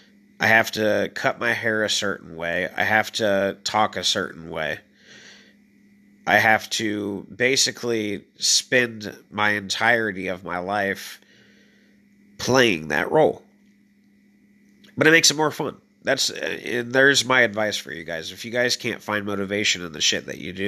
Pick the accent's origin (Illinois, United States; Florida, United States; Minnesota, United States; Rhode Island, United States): Illinois, United States; moved away; when I first moved there, it is just like the land of opportunities, 100%. And I mean that because I came from Illinois where it is nothingness.